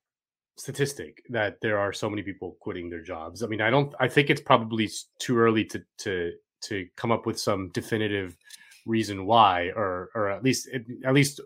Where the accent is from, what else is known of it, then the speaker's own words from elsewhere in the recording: Florida, United States; I'm from Florida